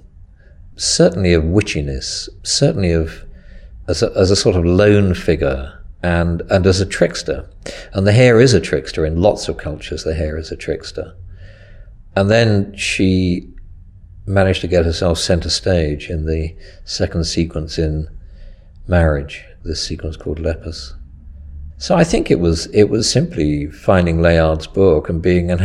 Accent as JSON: {"language": "English", "area": "Mid-Bucks", "region": "South East England", "country": "United Kingdom", "tie": "born or raised there", "also_born_or_lived": "Devon", "said": "I was born in Devon. I grew up in Mid-Bucks"}